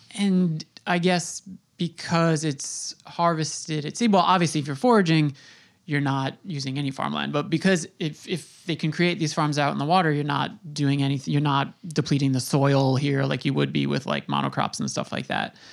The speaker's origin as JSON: {"language": "English", "area": "Long Island", "region": "New York", "country": "United States", "tie": "born or raised there", "said": "I'm I'm in New York, I grew up on Long Island"}